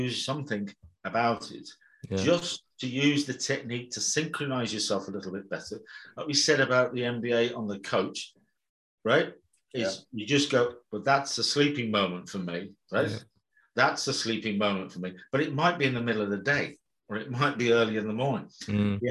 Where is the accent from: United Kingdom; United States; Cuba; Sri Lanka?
United Kingdom; Birmingham, West Midlands; I was brought up in Birmingham and the West Midlands in the UK